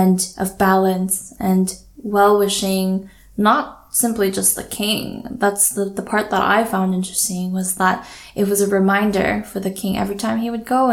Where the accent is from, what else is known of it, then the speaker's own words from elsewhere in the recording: Daejeon, South Korea; also born or lived in Canada / Vancouver; now in Toronto, Canada; I grew up in Korea in the middle, smack dab in the middle of the peninsula in a place called Daejeon.